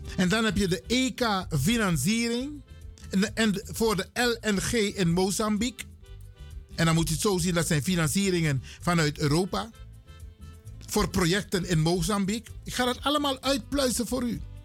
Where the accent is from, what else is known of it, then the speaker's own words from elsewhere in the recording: Suriname; we zijn Surinamers